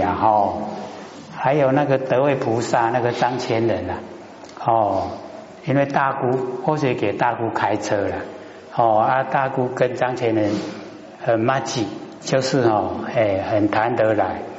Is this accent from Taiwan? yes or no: yes; Taiwan; 我们台湾话讲，哎，看严严嘞，不然会倒下去。